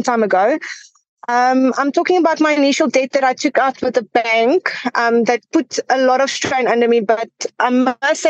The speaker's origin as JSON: {"language": "English", "town": "Johannesburg", "region": "Gauteng", "country": "South Africa", "tie": "born or raised there", "said": "I'm from Johannesburg. I've been here. I've been born in Johannesburg, and I haven't left the city yet."}